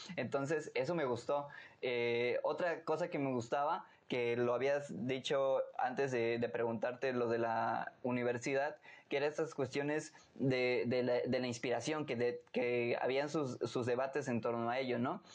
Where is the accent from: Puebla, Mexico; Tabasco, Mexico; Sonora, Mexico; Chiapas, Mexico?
Chiapas, Mexico; Tuxtla Gutiérrez; en Tuxtla, donde yo nací